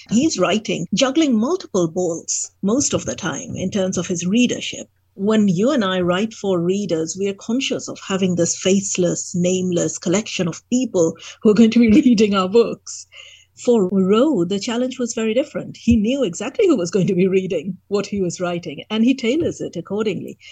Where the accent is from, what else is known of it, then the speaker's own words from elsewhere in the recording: India; moved away as an adult; also born or lived in England; as an Indian undergraduate coming to England